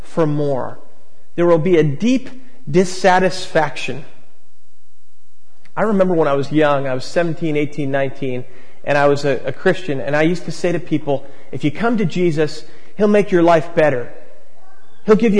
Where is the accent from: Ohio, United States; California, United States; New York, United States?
New York, United States; Long Island; now in San Francisco, United States; I grew up on Long Island